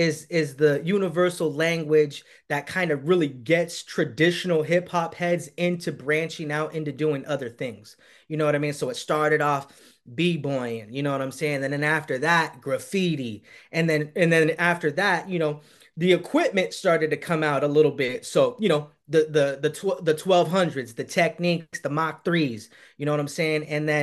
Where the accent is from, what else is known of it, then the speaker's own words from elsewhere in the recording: San Marcos, California, United States; And I'm originally from San Diego, California.